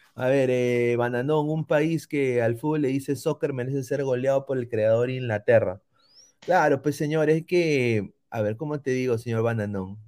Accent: Peru; como peruano

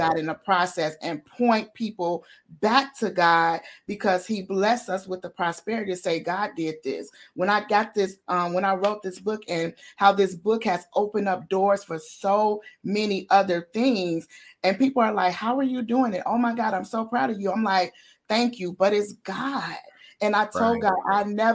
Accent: Chicago, Illinois, United States; moved away as an adult; now in Bloomington, United States; I'm from Chicago, but I live 2 hours south in Bloomington, a town called Bloomington, Illinois

